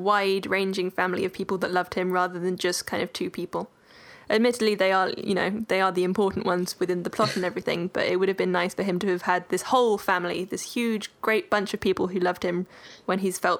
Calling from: Ireland; Ireland's far for you, but not for me.

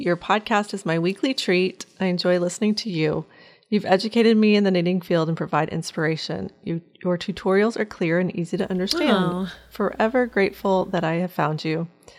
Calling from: Windsor, Ontario, Canada; I'm from Windsor, Ontario in Canada.

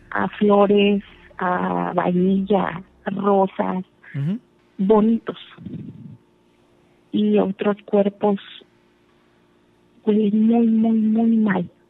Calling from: Texas, United States; Vivo en Texas.

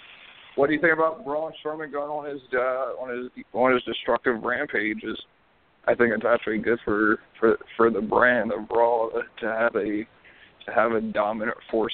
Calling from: Virginia, United States; I'm from Virginia.

